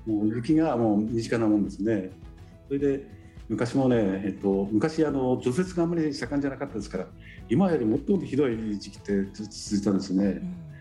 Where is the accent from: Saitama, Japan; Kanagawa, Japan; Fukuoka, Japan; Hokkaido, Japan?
Hokkaido, Japan; Sapporo; 生まれ育ったのが、えーと、札幌の、まあ、中心近いところ